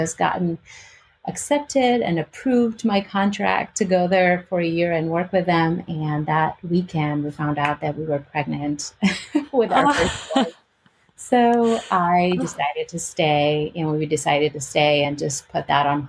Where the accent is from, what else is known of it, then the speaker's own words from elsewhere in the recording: Albania; English is a second language; moved away as an adult; also born or lived in Greece / California / Illinois / Chicago; now in Richmond, United States; I was born in Albania and I was raised in Albania and Greece. My mom is Greek and my dad is Albanian.